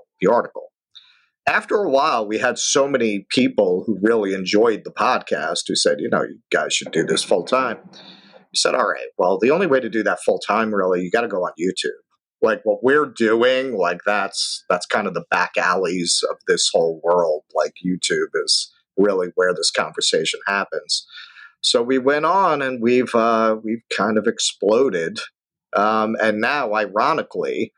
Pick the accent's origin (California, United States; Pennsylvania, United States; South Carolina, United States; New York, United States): New York, United States; New York City; I grew up in Flushing.